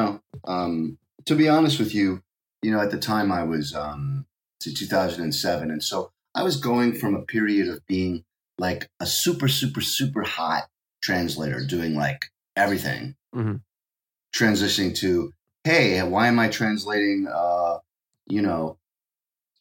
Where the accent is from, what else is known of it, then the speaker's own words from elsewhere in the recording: New York, United States; accent: New York; moved away as an adult; now in Japan; My New York accent